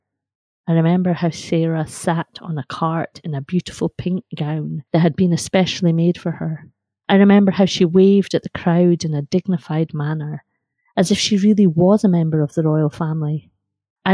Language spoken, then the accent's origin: English; Carnoustie, Scotland, United Kingdom; growing up in Carnoustie beside the seaside